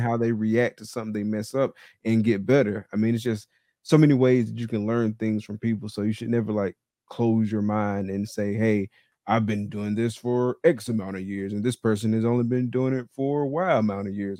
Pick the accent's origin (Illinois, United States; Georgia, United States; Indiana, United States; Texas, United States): Georgia, United States; Valdosta; now in Gainesville, United States; I live in Gainesville, Florida right now, and I'm from Valdosta, Georgia